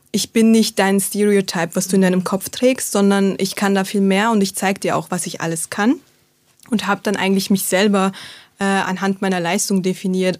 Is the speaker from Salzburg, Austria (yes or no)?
yes; Salzburg, Austria; ich bin in Salzburg äh, aufgewachsen, geboren und aufgewachsen